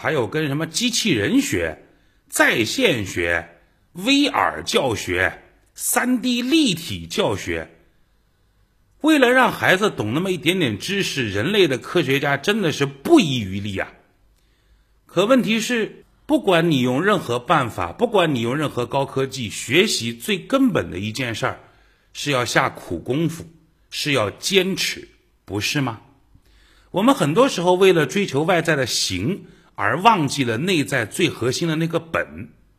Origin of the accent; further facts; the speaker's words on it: China; 我们中国人